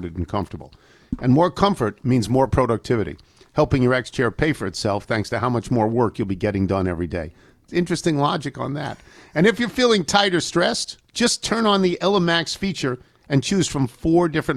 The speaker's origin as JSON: {"language": "English", "region": "New York", "country": "United States", "tie": "born or raised there", "said": "I grew up in New York State and went to school in upstate New York."}